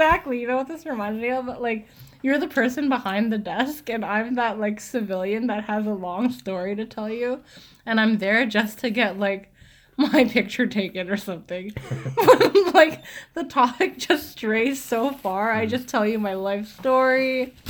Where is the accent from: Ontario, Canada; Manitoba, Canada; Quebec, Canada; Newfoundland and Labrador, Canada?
Quebec, Canada; Yeah, we are from Quebec.